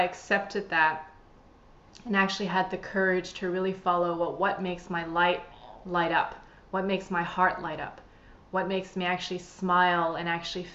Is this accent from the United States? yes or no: no; Canada; moved away as an adult; now in Sydney, Australia; I'm originally from Canada.